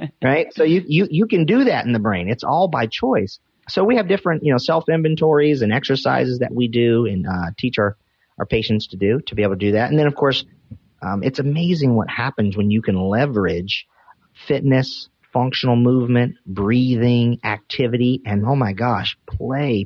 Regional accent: North Carolina, United States; I'm from North Carolina

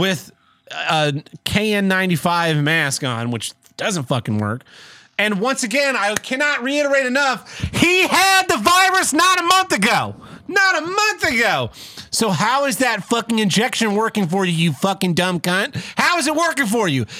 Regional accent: Tulsa, Oklahoma, United States; it was filmed in my hometown

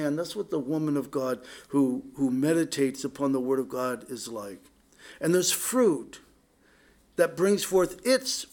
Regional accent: Poway, California, United States; also born or lived in San Diego; now in Oak Harbor, United States; growing up in Poway, you know, the terrain there was so different than up here

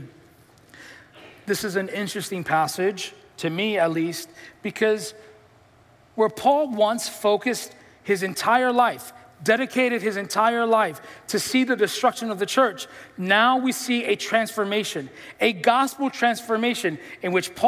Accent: New York City, New York, United States; I'm from the Bronx

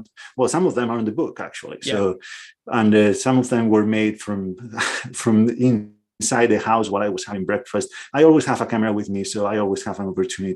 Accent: northwest Spain, Spain; moved away as an adult; also born or lived in Portland, Oregon; I'm from northwest Spain. And that was my little corner of the world for the first 28, 29 years of my life.

